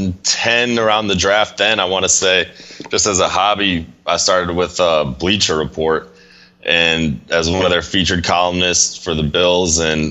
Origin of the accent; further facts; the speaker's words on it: South Florida, United States; moved away as an adult; now in Buffalo, United States; I moved to South Florida actually with my family when I was about 9 in 1999